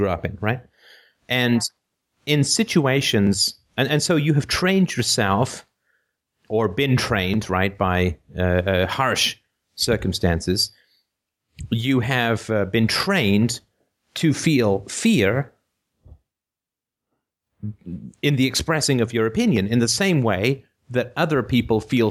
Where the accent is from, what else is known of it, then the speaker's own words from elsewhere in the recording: United Kingdom; I'm British